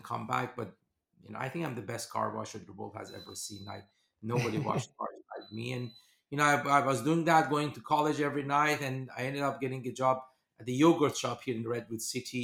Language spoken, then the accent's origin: English; Iran; moved away as an adult; also born or lived in Germany; I grew up in Iran during the war and revolution